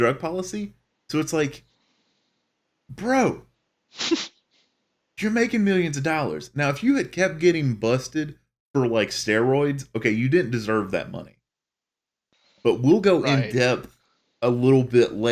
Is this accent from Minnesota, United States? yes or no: no; Charlotte, North Carolina, United States; that's where I'm from. I'm from Charlotte